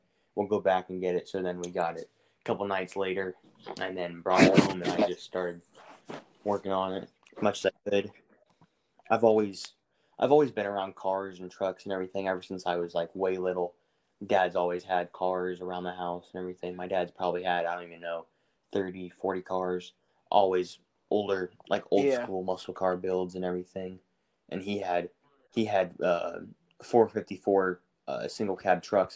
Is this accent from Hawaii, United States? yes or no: no; Kansas, United States; now in Arizona, United States; I'm originally from Kansas. I'm hiding out in Arizona right now